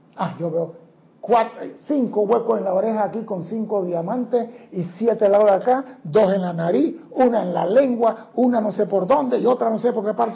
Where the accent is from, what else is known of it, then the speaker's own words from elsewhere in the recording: Panama; somos panameños, no somos los mejores seres del mundo